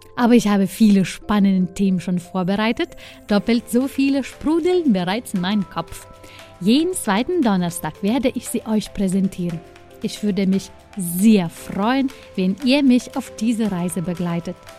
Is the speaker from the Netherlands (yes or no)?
no; Lithuania; moved away as an adult; now in Germany; mein Heimatland